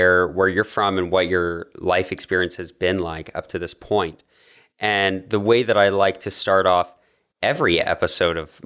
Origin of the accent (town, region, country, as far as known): Canada